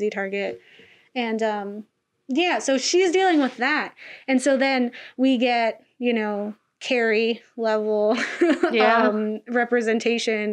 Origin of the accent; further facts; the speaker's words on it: Florida, United States; moved away; I was from Florida